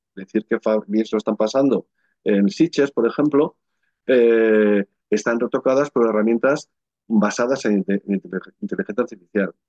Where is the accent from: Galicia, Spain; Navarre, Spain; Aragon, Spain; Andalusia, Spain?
Navarre, Spain; el valle donde está mi pueblo, en Navarra